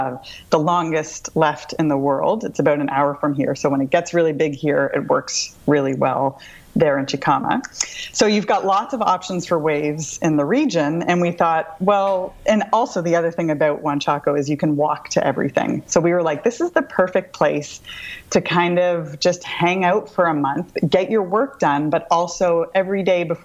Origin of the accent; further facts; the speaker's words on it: Canada; We're from Canada